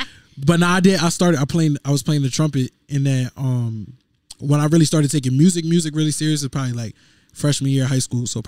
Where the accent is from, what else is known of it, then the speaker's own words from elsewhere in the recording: Stratford, Connecticut, United States; I'm from Stratford, Connecticut.